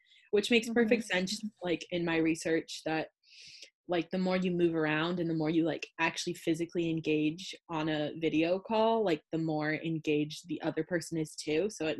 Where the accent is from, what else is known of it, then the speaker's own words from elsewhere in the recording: Livermore, California, United States; I'm also from Livermore